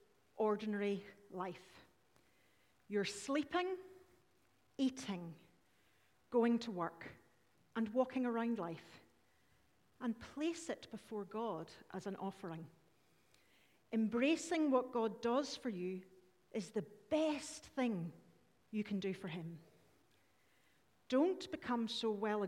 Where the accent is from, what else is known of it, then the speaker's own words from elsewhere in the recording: Northern Ireland, United Kingdom; we're Irish